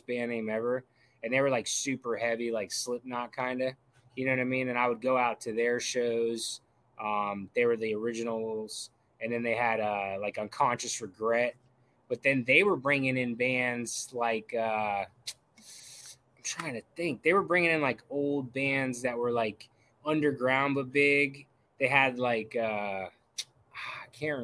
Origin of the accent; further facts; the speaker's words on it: Brevard County, Florida, United States; I'm from Brevard County. I actually still live there